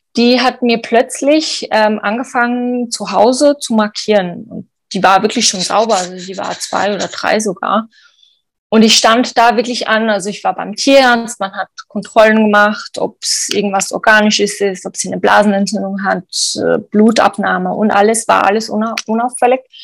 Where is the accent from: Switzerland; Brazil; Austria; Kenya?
Switzerland; bei uns in der Schweiz